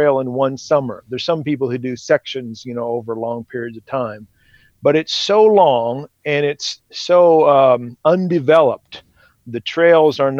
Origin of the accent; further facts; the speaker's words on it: Washington, United States; moved away as an adult; now in Idaho, United States; I grew up in Washington State